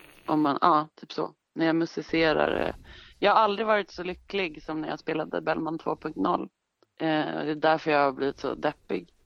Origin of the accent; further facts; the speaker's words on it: Stockholm, Stockholm County, Sweden; jag är ju född i Stockholm och mm. är några generationers stockholmare.